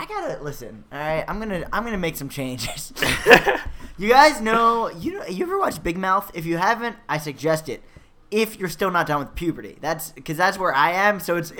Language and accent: English; New York City, New York, United States; I never learned to talk correctly. I grew up in Staten Island.